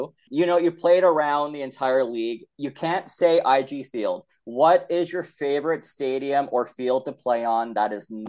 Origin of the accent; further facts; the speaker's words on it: Winnipeg, Manitoba, Canada; I grew up in Winnipeg